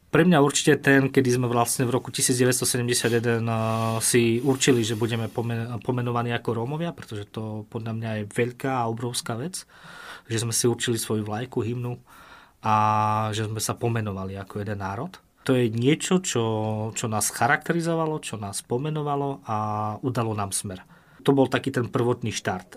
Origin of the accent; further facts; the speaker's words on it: eastern Slovakia, Slovakia; U nás na východe málo práce aj pre nerómov.